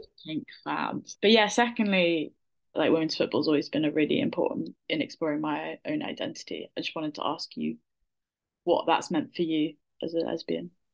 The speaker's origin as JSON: {"language": "English", "area": "Somerset", "region": "South West England", "country": "United Kingdom", "tie": "born or raised there", "said": "I grew up in Somerset"}